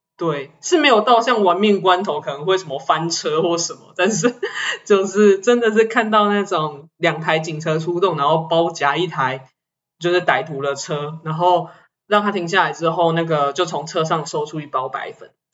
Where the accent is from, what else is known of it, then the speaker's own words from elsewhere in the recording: Taichung, Taiwan; 我作为一个台中人二十几年了